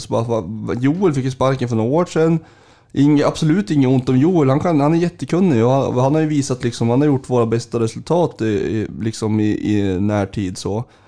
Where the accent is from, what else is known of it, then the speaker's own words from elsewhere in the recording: Sundsvall, Västernorrland County, Sweden; also born or lived in Gävle; jag, flyttade till Sundsvall, jag är född i Gävle. Eh, jag flyttade till Sundsvall när jag var eh, fem